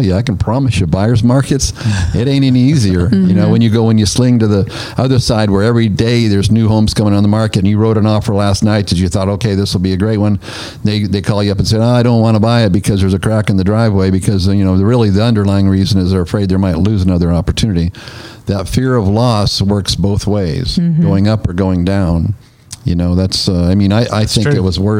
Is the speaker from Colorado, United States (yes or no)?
no; Northern California, United States; now in Nashville, United States; I'm from Northern California. That's where I was born and raised.